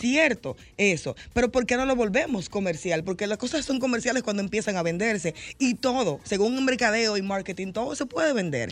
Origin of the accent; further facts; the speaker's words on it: Santo Domingo Este, Distrito Nacional, Dominican Republic; yo vengo de un barrio, de un barrio populoso, yo vengo de Los Minas en los 90